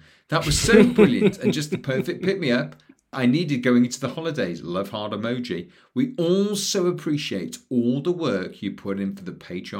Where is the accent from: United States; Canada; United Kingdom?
United Kingdom; being British, still cooking turkey and all the trimmings.